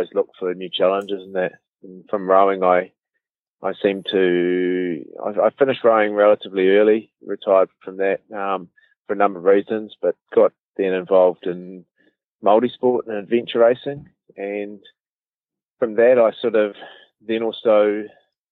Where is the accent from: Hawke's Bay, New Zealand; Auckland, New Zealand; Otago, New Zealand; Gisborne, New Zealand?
Auckland, New Zealand; also born or lived in Cambridge, Waikato; I grew up in Auckland, pretty normal sort of upbringing